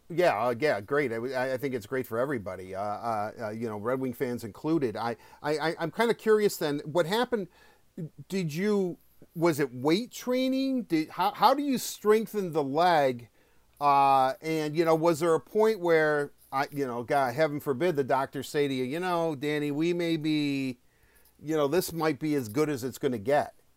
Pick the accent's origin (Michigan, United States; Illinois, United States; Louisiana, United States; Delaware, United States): Michigan, United States; Detroit; also born or lived in Livonia, Michigan; we're both from Detroit